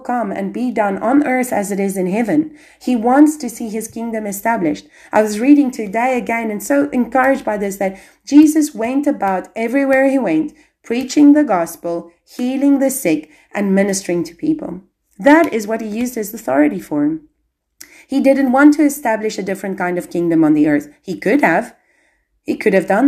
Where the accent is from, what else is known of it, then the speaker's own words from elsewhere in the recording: South Africa; now in Albania; I'm South African. I've had to go. I've had to leave my country